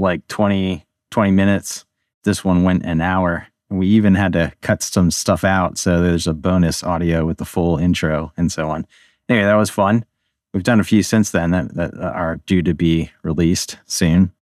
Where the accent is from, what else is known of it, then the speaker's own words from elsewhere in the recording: Baltimore, Maryland, United States; also born or lived in Budapest, Hungary; now in Pennsylvania, United States; I grew up in the Baltimore area, although now I'm living in middle Pennsylvania